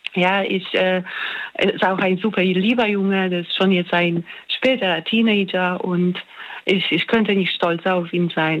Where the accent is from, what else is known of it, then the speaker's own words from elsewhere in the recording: Poland; moved away as an adult; also born or lived in Australia / near Mannheim, Germany; now in Germany; Ich komme ursprünglich aus Polen, ich wohne jetzt in Deutschland